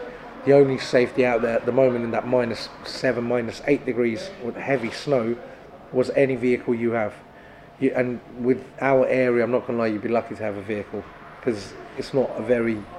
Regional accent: Gölbaşı, Adıyaman, Turkey; now in Kent, United Kingdom; going to my hometown

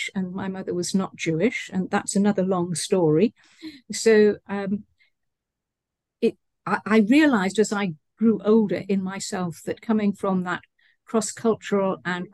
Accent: United Kingdom; also born or lived in Malaysia; my hometown in the UK

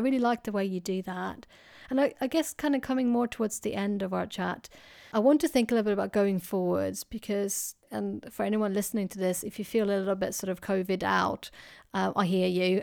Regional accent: Sweden; now in United Kingdom; as you can hear, I, I come from Sweden

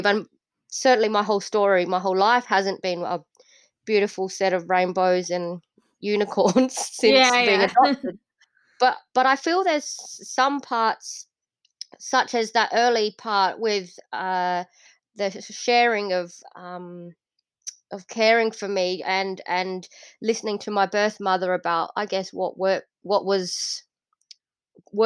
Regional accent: Adelaide, South Australia, Australia; also born or lived in Indonesia; I was born in Indonesia, and I was adopted as a six-month-old baby. And now I live in Adelaide, South Australia, in Australia, and I've lived here for the last 38 years. So I haven't lived anywhere else yet.

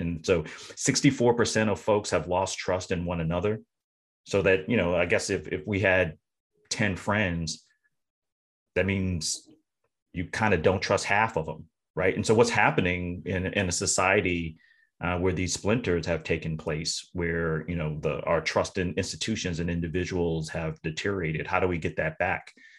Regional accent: Tennessee, United States; moved away as an adult; also born or lived in North Carolina; now in Massachusetts, United States; I'm from the South, born in North Carolina, uh, raised in Tennessee, and moved up to Massachusetts

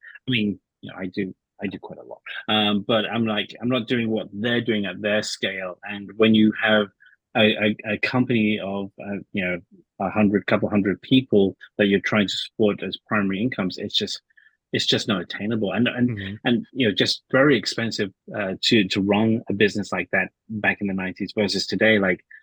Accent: England, United Kingdom; now in United States; growing up in England

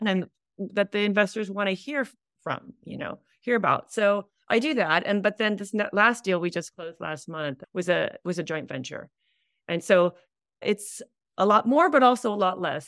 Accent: Hawaii, United States; moved away as an adult; now in California, United States; we're in Hawaii, we're from Hawaii

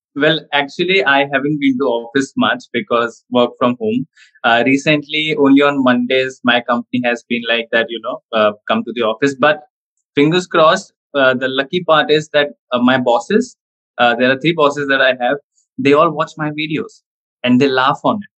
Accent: India; being Indian, we have to focus on studies more

